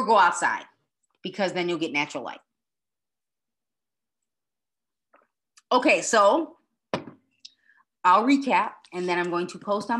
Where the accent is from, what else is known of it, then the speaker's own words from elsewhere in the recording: Broadview, Illinois, United States; moved away; I grew up in Broadview, Illinois.